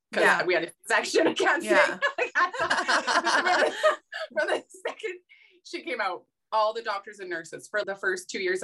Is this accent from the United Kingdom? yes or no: no; Saskatchewan, Canada; I grew up in Sukkur, Saskatchewan. That's where I'm from